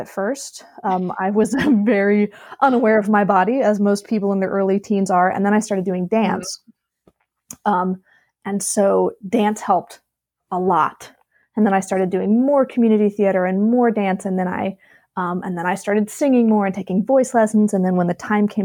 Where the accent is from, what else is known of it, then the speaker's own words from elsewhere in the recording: Alabama, United States; moved away; also born or lived in Virginia / Philadelphia; I'm originally from Alabama, but I went to school in Virginia.